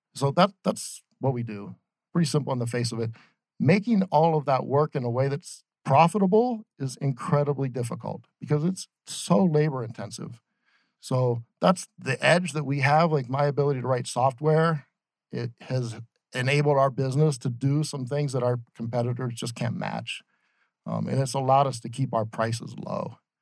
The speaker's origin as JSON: {"language": "English", "region": "Ohio", "country": "United States", "tie": "born or raised there", "also_born_or_lived": "Boston", "moved": "as an adult", "lives_now": "Phoenix, United States", "said": "I grew up in Ohio"}